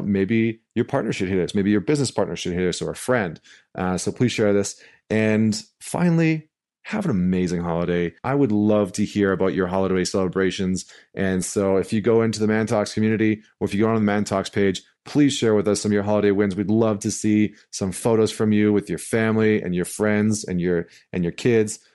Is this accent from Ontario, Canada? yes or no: no; St. Albert, Alberta, Canada; moved away; I'm coming to you live from Saint Albert, Alberta. I'm back in my hometown, uh, which is right outside of Edmonton